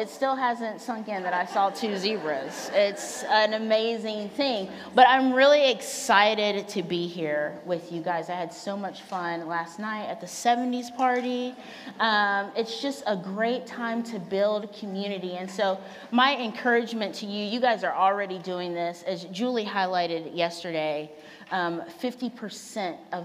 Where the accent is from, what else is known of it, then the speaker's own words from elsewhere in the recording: Virginia, United States; moved away as an adult; now in Portland, United States; I am originally from Virginia. So I moved out here about 10 years ago from a totally different planet than Portland, Oregon, which is where I live now